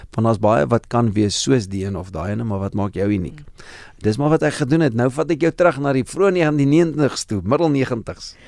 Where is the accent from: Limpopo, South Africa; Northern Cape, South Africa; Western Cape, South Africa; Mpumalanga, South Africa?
Mpumalanga, South Africa; Standerton; moved away; ek het groot geword in Standerton, lekker platlandse dorpie daar in die ou Oos-Transvaal in Mpumalanga.